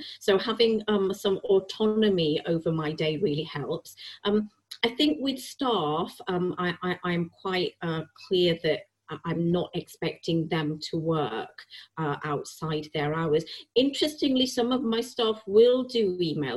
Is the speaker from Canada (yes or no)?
no; Preston, North West England, United Kingdom; moved away as an adult; also born or lived in Yorkshire / Bangladesh (parents); now in London, United Kingdom; I was born in Yorkshire, and I spent all my life in Lancashire. We moved when I was 10 months old.